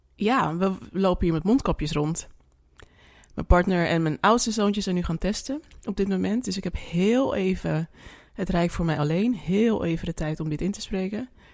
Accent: Suriname; now in Netherlands; ik ben Surinaamse.

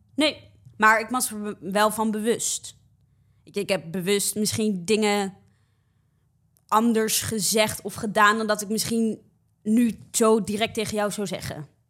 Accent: Rotterdam, South Holland, Netherlands; moved away as an adult; now in Amsterdam, Netherlands; Dus ik ben een geboren en getogen Rotterdammer, maar eh, ik woon nu voor studie woon ik in Amsterdam.

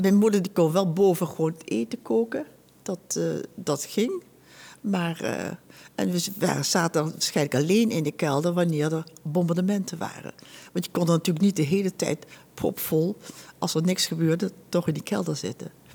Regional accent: Huizen, North Holland, Netherlands; ik ben bijna 83 en ik ben geboren in Huizen

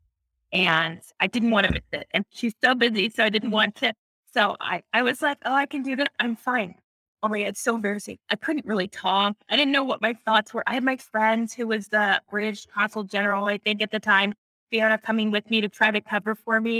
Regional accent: California, United States; moved away; I'm in California, but I'm from California.

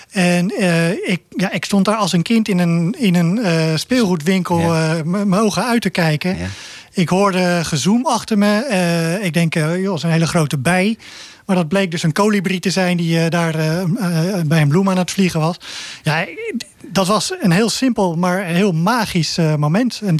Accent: Zoeterwoude, South Holland, Netherlands; also born or lived in Leiden; Ik ben geboren in Leien, ja. Ik ben opgegroeid in de polder van ja, Zoeterwoude.

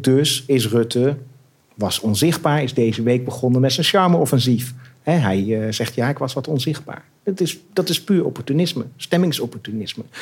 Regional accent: Beugen, North Brabant, Netherlands; moved away as an adult; also born or lived in Delft / Germany / Amsterdam; Tot mijn vijfde levensjaar. Daarna naar Brabant, ja. Beugen.

